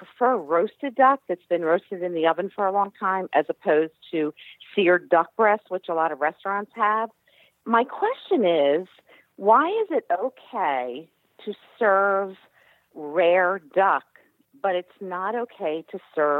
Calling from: Downingtown, Pennsylvania, United States; I'm calling from Downingtown, Pennsylvania.

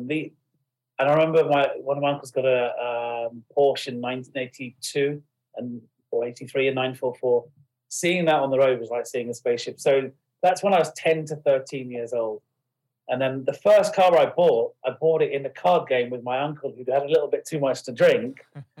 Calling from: Windsor, South East England, United Kingdom; No, I'm in the office today. In Windsor.

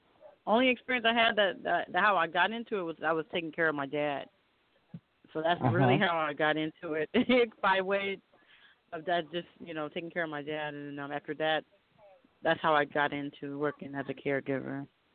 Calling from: Los Angeles, California, United States; I'm calling from Los Angeles.

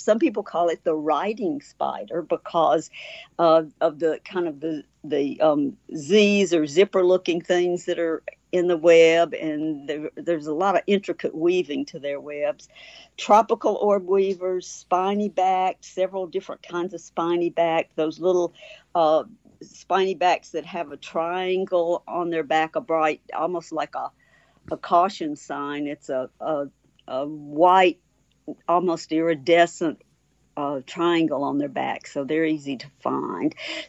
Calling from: Bolton, Mississippi, United States; Okay, I'm back home. So I'm in Bolton, Mississippi, and glad to be here.

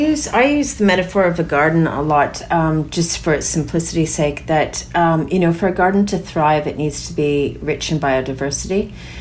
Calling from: Castlemaine, Victoria, Australia; I'm calling in from Jajawaran country in regional Victoria, Castlemaine.

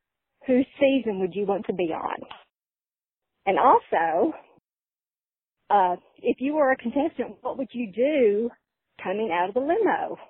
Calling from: Gatlinburg, Tennessee, United States; I'm from Gatlinburg, Tennessee.

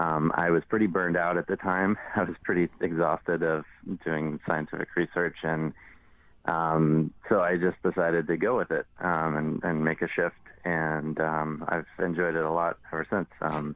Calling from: Chicago, Illinois, United States

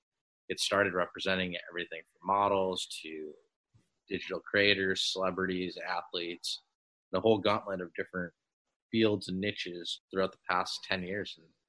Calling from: Los Angeles, California, United States; I'm calling from LA right now, Los Angeles, California.

